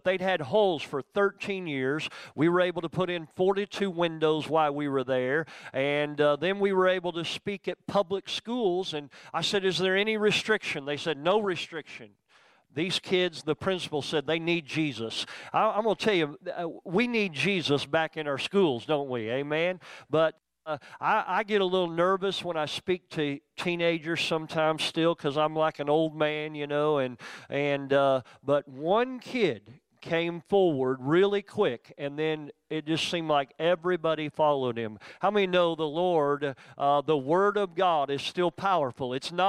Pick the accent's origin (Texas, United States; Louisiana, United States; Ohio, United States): Ohio, United States; Youngstown; born there; I was actually born in the town where Randy's from. I was born in Youngstown.